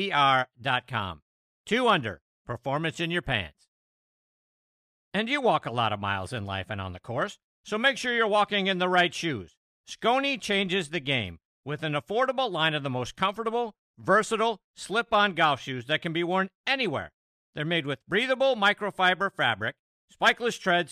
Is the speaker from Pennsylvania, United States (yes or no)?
yes; Pittsburgh, Pennsylvania, United States; I'm from Pittsburgh